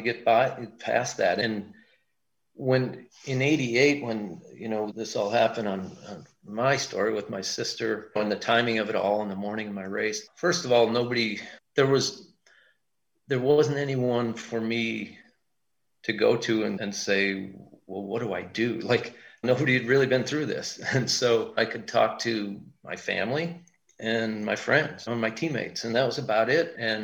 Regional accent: Milwaukee, Wisconsin, United States; we're from Milwaukee.

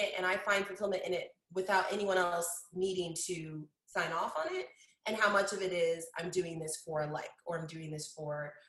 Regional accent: Kansas City, Missouri, United States; also born or lived in Denver, Colorado; I was born in Denver and I moved to Kansas City at the age of 9. So I still feel like Colorado is like my roots, but I've lived here in Kansas City longer than I lived

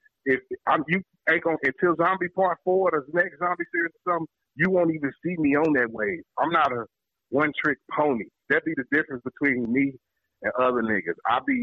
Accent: St. Louis, Missouri, United States; most folks didn't even think I was from St. Louis

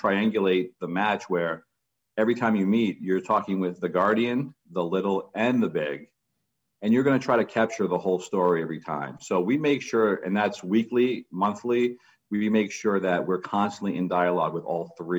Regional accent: New York City, New York, United States; now in Massachusetts, United States; I grew up in Queens, New York, which is just rated one of the most diverse counties in America

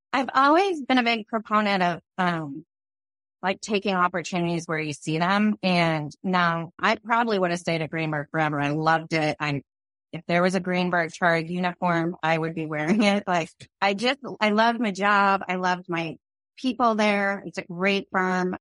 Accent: Phoenix, Arizona, United States; also born or lived in New York; I grew up in Phoenix

